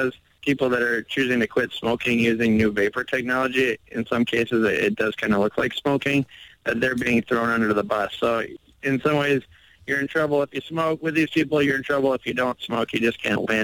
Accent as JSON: {"language": "English", "town": "Milwaukee", "region": "Wisconsin", "country": "United States", "tie": "born or raised there", "said": "I'm over here in my hometown of Milwaukee, Wisconsin, which is just north of Chicago"}